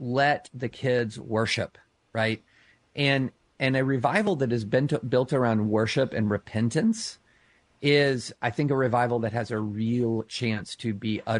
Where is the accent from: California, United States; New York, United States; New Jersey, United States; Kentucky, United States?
Kentucky, United States; Lexington; I grew up outside of Rupp Arena, several miles outside of Rupp Arena in Lexington, Kentucky.